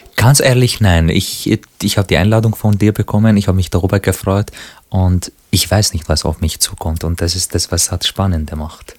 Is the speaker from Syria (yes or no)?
yes; Syria; now in Austria; als Syrer, als Araber, der eben in Österreich und Europa lebt